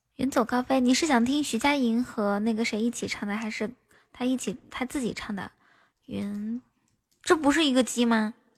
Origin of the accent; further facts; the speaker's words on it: Inner Mongolia, China; now in Shanghai, China; 主播是内蒙人，在上海